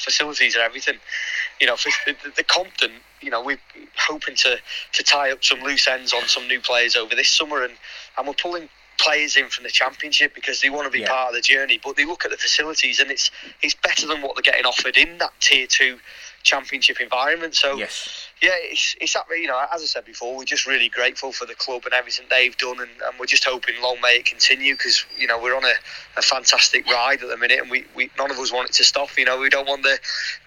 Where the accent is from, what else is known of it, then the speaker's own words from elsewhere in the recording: Liverpool, North West England, United Kingdom; now in Wolverhampton, United Kingdom; I'm from Liverpool originally